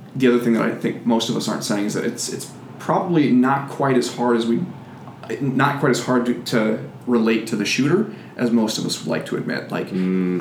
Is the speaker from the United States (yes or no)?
yes; United States; being an American